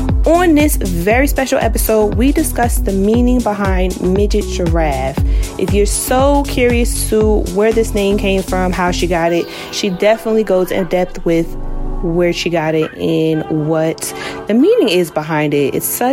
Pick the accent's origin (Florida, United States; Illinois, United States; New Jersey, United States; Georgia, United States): New Jersey, United States; I'm from New Jersey.